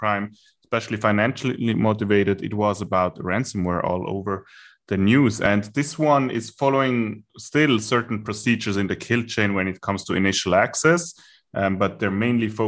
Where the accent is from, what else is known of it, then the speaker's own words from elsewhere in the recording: Germany; accent: German; my German accent